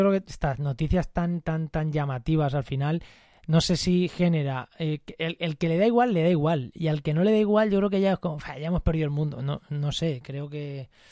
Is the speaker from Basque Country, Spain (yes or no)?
no; Munera, Castilla-La Mancha, Spain; mi pueblo, en Munera